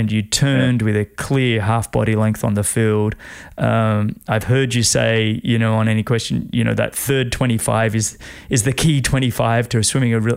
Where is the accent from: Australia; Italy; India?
Australia